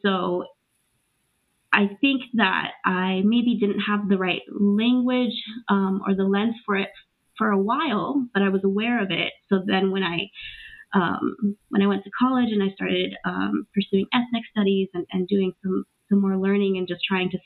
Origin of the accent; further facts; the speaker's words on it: Los Angeles, California, United States; also born or lived in Trujillo, Peru; I'm originally born in Trujillo, Peru, and I grew up in Los Angeles, undocumented for many years